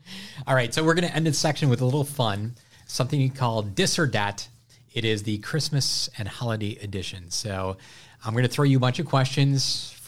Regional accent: Wisconsin, United States; I'm from Wisconsin, so what kind of cheese do you put on top?

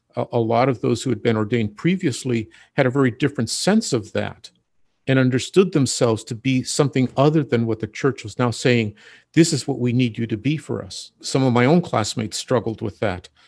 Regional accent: Ventura, California, United States; now in Santa Barbara, United States; I am originally from Ventura

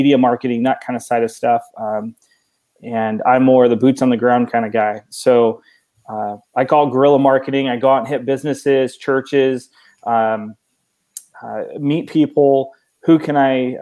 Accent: Oregon, United States; moved away as an adult; now in Texas, United States; I was born and raised in Oregon, 39 years.

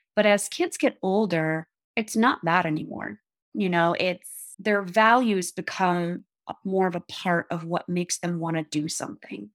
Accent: Upper Peninsula of Michigan, United States; moved away as an adult; also born or lived in Eugene, Oregon / Seattle, Washington; now in Jackson, United States; I'm from the Upper Peninsula of Michigan. Grew up on, like, Superior

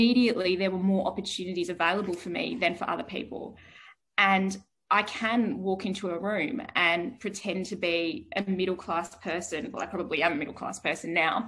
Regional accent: Bunbury, Western Australia, Australia; I was raised in Bunbury in Western Australia

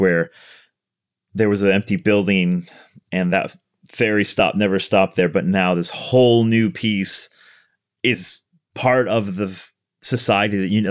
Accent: Chicago, Illinois, United States; moved away as an adult; now in Los Angeles, United States; I was born in Chicago. Um, so I grew up okay. in Chicago

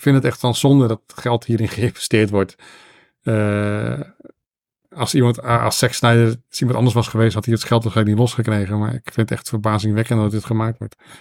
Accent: Netherlands; als Nederlander

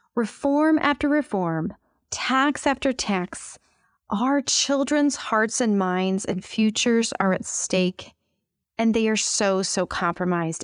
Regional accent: United States

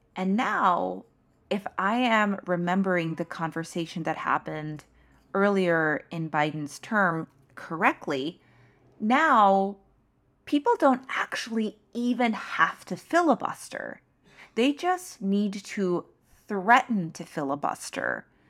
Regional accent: New York City, New York, United States; as a New Yorker

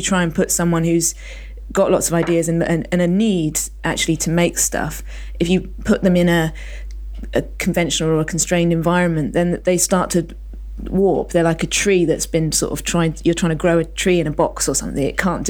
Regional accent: Isle of Man; I grew up on the Isle of Man, which not a particularly open place for people to turn up. As I grew up, I moved there when I was 14

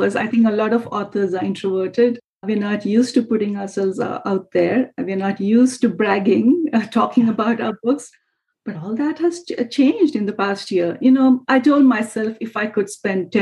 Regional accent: India; moved away; my home country

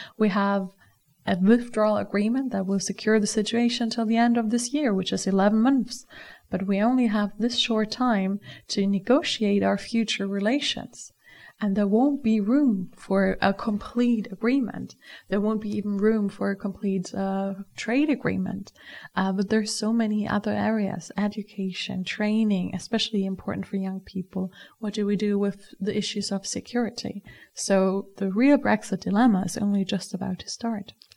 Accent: Germany; I'm from Germany

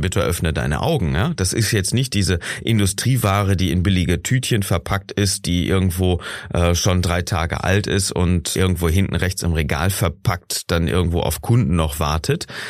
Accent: Germany; bei uns in Deutschland

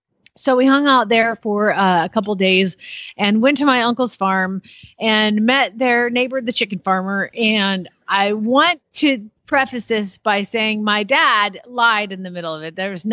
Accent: Georgia, United States; And so, and I say that I'm from Georgia

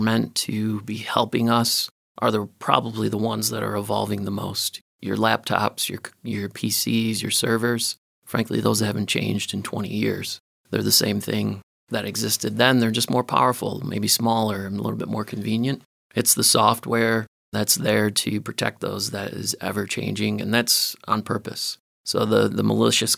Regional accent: Michigan, United States; moved away as an adult; also born or lived in Chicago, Illinois; we're both from Michigan at this point, living in the suburbs of Chicago. We decided it was time to come back to Michigan.

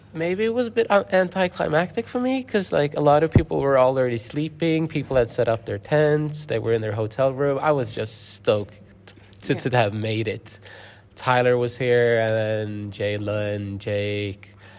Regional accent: Gothenburg, Västra Götaland, Sweden; I am from Gothenburg, Göteborg, in Sweden

